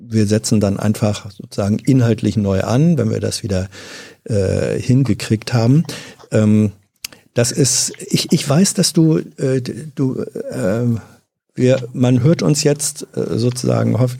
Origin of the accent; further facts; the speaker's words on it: Hannover, Lower Saxony, Germany; Also ich bin zwar in Hannover aufgewachsen, ähm, mhm. Manche nennen das ja auch ein niedersächsisches